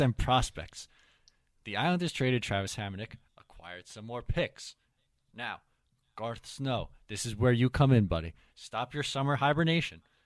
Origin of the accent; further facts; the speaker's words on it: Ireland; I'm Irish myself